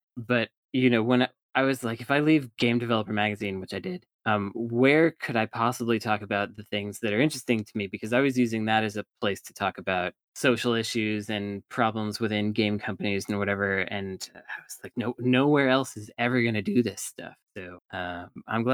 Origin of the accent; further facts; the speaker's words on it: California, United States; we Californians also believe that we are the ones with no accent